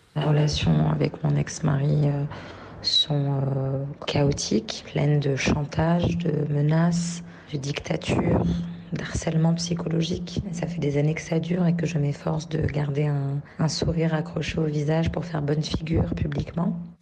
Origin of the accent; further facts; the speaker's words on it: France; j'ai un enfant qui est français, je suis française